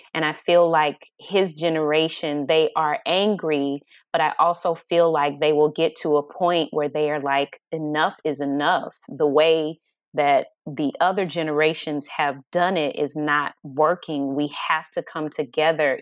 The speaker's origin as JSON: {"language": "English", "town": "Atlanta", "region": "Georgia", "country": "United States", "tie": "born or raised there", "moved": "yes", "lives_now": "Los Angeles, United States", "said": "I'm from Atlanta, Georgia, but I live in L A.\" L A is home, but it's my second home. And I think Atlanta, because I was born and raised there"}